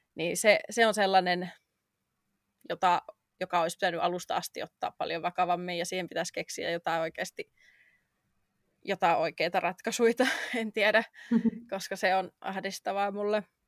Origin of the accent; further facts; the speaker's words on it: Finland; moved away as an adult; now in London, United Kingdom; jätin oman kotimaani muuttaakseni tänne